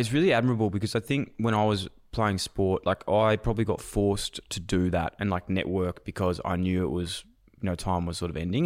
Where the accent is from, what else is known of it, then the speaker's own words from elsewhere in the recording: Melbourne, Victoria, Australia; I'm from Melbourne.